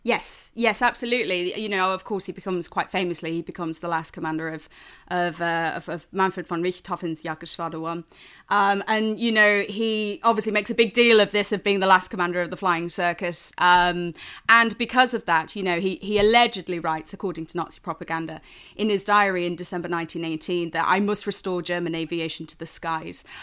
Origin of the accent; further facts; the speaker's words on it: Lincolnshire, East Midlands, United Kingdom; I'm from Lincolnshire. And, um, as a result, you know, I grew up just outside of R A F Waddington.